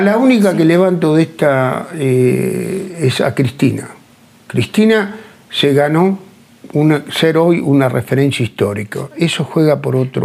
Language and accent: Spanish; Argentina; cómo nos manejamos los argentinos